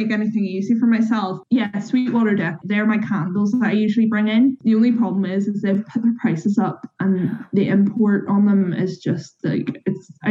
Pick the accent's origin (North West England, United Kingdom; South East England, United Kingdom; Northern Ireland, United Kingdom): Northern Ireland, United Kingdom; Greyabbey; I grew up in Grey Abbey